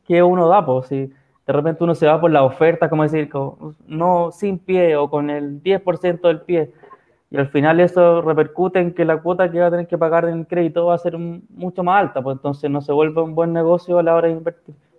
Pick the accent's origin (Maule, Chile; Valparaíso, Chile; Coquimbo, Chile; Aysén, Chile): Valparaíso, Chile; San Felipe; moved away as an adult; now in Santiago, Chile; soy de San Felipe, pero por trabajo vivo acá en Santiago